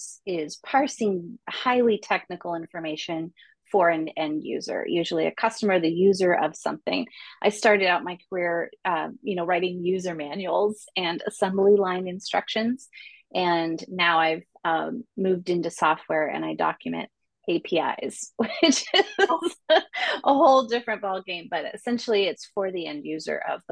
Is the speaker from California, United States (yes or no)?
yes; Santa Cruz, California, United States; born there; I was born in Santa Cruz, lived all kinds of different places, and now I live not in Santa Cruz, but in the Bay Area